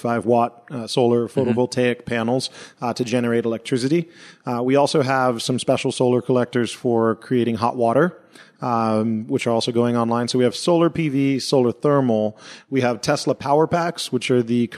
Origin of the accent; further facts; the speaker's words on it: San Diego, California, United States; moved away as an adult; also born or lived in San Francisco; now in Maui, United States; I'm from San Diego originally